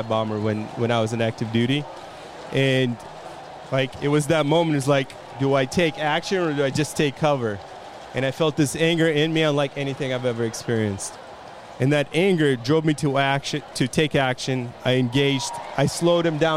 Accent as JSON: {"language": "English", "region": "California", "country": "United States", "said": "I'm from California."}